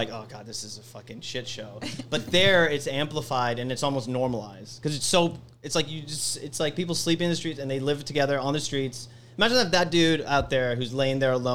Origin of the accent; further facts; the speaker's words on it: Alabama, United States; moved away; My mom's in Alabama. That's where we grew up